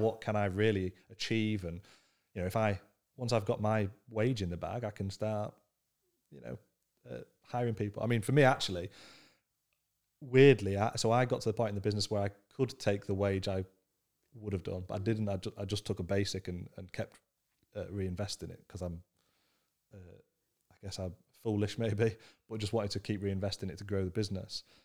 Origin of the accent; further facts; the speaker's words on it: Scunthorpe, Yorkshire and the Humber, United Kingdom; I grew up in Scunthorpe, which is the, the most working class northern town you could ever come across